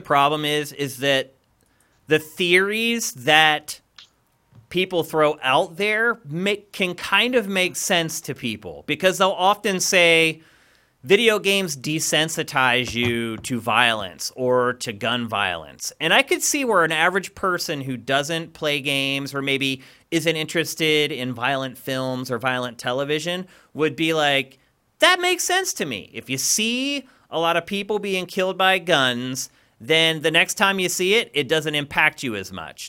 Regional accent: Pennsylvania, United States; moved away; also born or lived in California; I'm from Pennsylvania

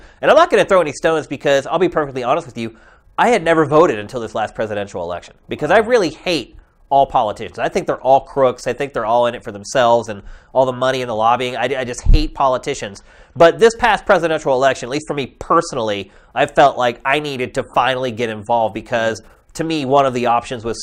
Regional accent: Pennsylvania, United States; I grew up in Pennsylvania where everything was just kind of vanilla

